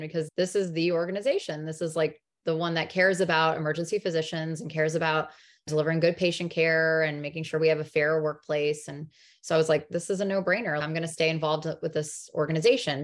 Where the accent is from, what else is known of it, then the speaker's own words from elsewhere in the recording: New Jersey, United States; also born or lived in North Carolina; I was born in North Carolina. We moved up to New Jersey when I was five, so I did all of my, like, elementary through high school in New Jersey